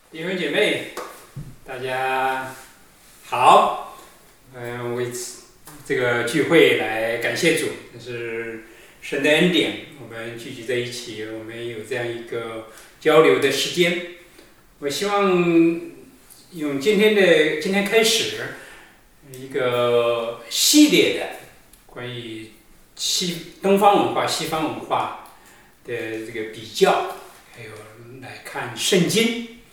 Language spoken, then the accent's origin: Chinese; China; moved away as an adult; also born or lived in Nanjing / Toronto, Canada / United States; 我们中国人是大家一起活动，很多人聚集，就是大的聚会呀，或者是在公园里头跳舞啊，都是大家一起聚会